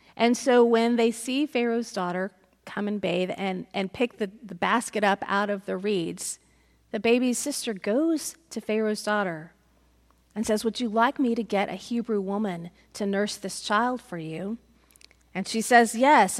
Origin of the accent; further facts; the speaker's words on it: United States; as American Christians